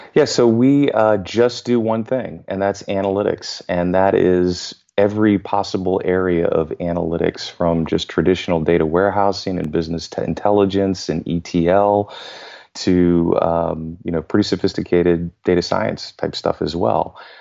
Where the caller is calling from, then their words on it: suburbs of Washington, D.C., in Virginia, United States; I am calling in from the suburbs of Washington, D C, in Virginia